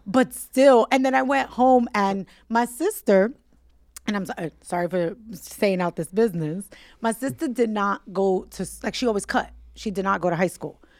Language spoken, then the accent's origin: English; New York City, New York, United States; I grew up in Williamsburg, so our building faced Manhattan